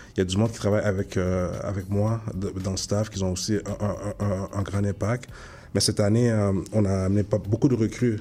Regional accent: Montreal, Quebec, Canada; also born or lived in Ottawa; Je suis natif de Montréal-Nord

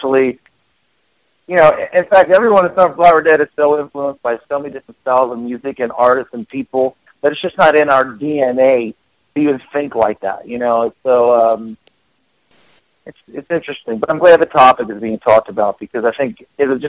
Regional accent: Philadelphia, Pennsylvania, United States; I grew up in Philadelphia

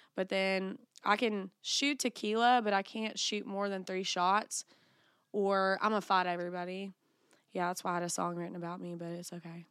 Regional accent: the Bible Belt, United States; I'm from the Bible Belt

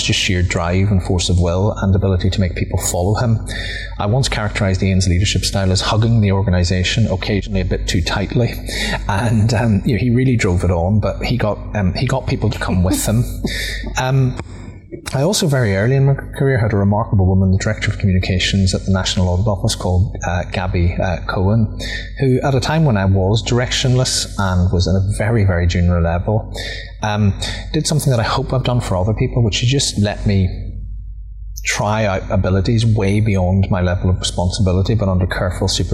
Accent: Omagh, Northern Ireland, United Kingdom; an A-level politics class in my hometown of Omagh

